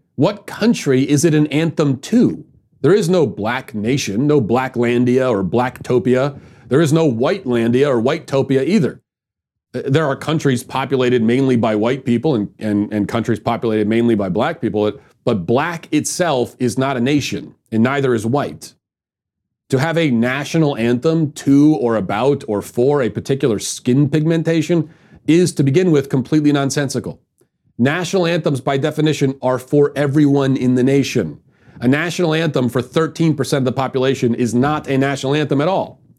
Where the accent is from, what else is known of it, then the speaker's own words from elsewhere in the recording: Baltimore, Maryland, United States; My hometown, Baltimore